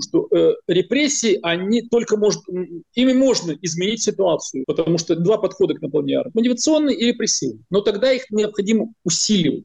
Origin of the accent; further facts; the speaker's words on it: Ukraine; Как украинец